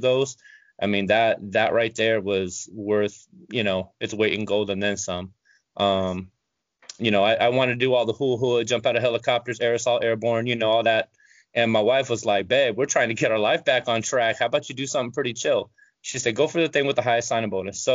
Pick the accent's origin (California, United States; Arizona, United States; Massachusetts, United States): California, United States; Long Beach; moved away; I'm from Eastside Long Beach